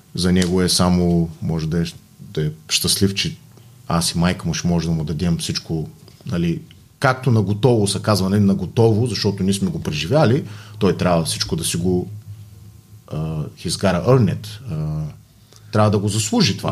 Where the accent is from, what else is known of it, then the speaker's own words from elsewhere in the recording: Bulgaria; Все пак съм българин